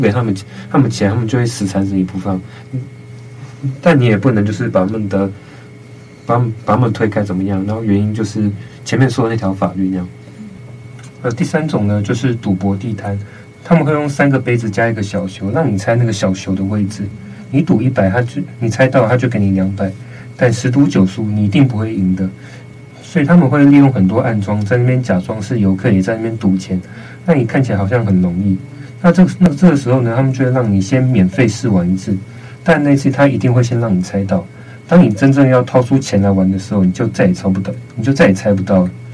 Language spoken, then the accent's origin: Chinese; Taiwan; 我们台湾